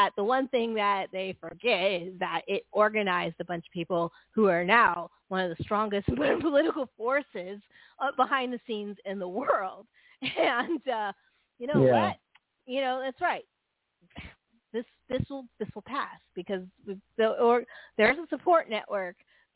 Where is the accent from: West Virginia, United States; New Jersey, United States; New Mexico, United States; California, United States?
California, United States; San Francisco Bay Area; I grew up in the San Francisco Bay Area in the late 70s, early 80s.